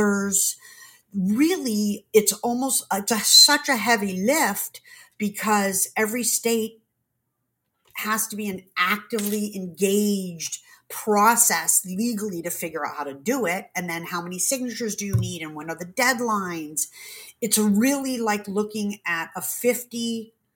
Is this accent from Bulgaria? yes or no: no; East Coast, United States; now in California, United States; I grew up in the East Coast